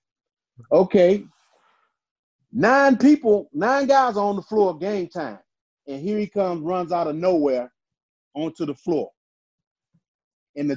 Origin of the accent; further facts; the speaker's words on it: Chicago, Illinois, United States; growing up in Chicago, I played in the summer leagues in Chicago